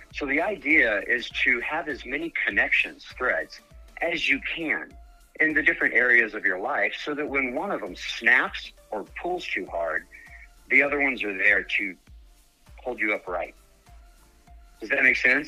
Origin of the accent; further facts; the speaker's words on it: Dallas, Texas, United States; moved away as an adult; now in Colorado, United States; I'm born and raised in Dallas area